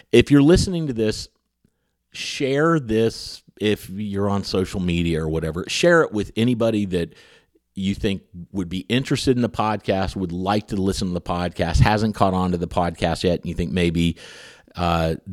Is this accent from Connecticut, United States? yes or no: no; Huntington, West Virginia, United States; It's a podcast about where I grew up in Huntington, West Virginia